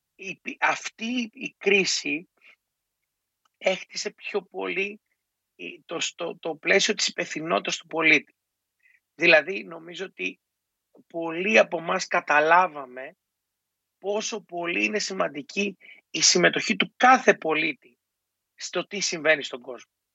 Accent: Greece; για μας ως Έλληνες

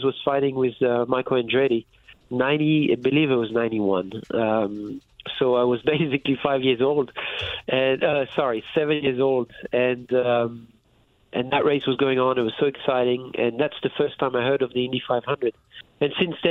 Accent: France; moved away; I was raised in France

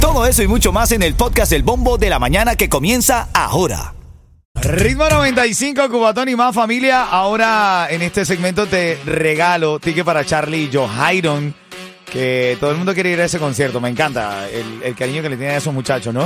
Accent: Venezuela; moved away; como venezolano

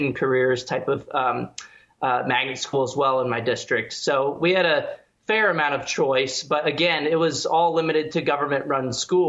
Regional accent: San Antonio, Texas, United States; born or raised there

